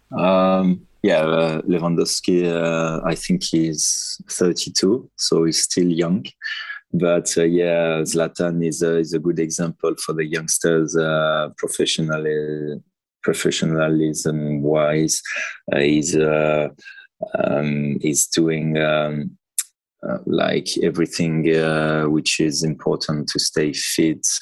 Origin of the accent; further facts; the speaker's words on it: France; moved away as an adult; I'm proud to be uh, to be French